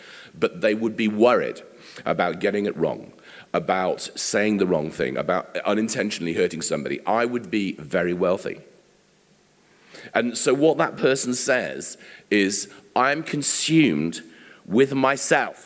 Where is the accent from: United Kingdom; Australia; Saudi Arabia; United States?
United Kingdom; England; we are English